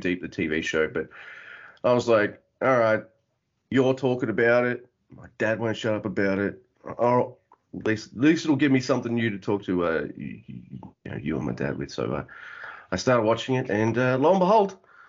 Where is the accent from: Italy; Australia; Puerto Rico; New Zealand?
Australia; Melbourne, Victoria; moved away; I'm from Melbourne. Originally, I know I live out the country now